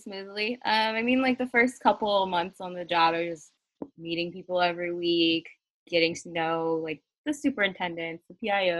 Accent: Delaware, United States; the suburban areas of Delaware and, like, strip malls and everything. Like, that's pretty much what my hometown area looks like.

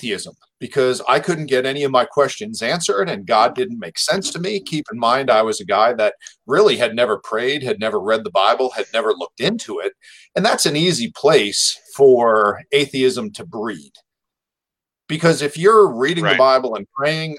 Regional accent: New Jersey, United States; moved away; I was raised Catholic back in New Jersey in an Irish family

